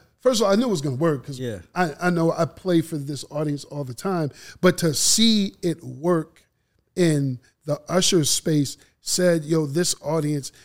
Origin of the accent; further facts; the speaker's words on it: Massachusetts, United States; moved away as an adult; now in Atlanta, United States; me being from Massachusetts. I grew up looking at musical entities in a different way than I've seen down here